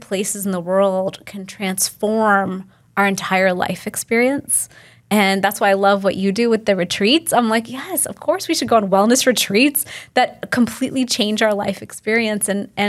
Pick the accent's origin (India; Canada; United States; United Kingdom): India; Delhi; And I'm from Delhi. That's where my family's from.